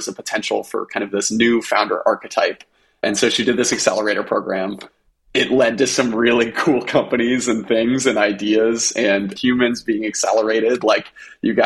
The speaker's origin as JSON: {"language": "English", "region": "Maine", "country": "United States", "tie": "born or raised there", "moved": "yes", "said": "Originally from Maine. That's where I spent my entire childhood."}